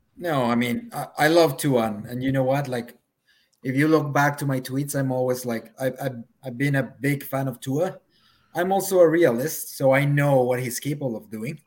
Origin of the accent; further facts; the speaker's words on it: Mexico City, Mexico; moved away as an adult; now in Vancouver, Canada; I'm actually from Mexico City